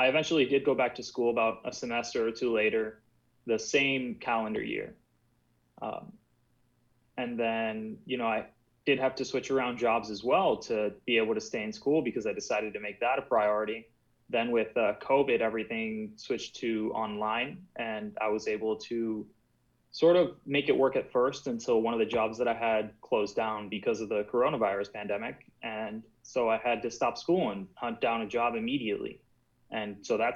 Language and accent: English; Florida, United States; born or raised there; also born or lived in Cuba